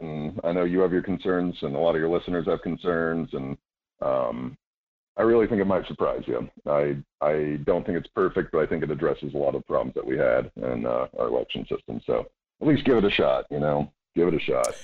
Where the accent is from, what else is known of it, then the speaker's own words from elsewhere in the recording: Homer and Wasilla, Alaska, United States; also born or lived in Anchorage, Alaska / Idaho; I was born in Anchorage, grew up uh, between Homer and Wasilla